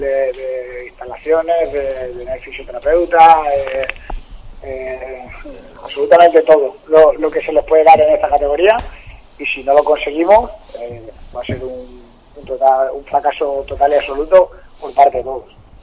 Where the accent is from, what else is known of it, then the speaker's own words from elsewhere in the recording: Arroyo de San Serván, Extremadura, Spain; club de mi pueblo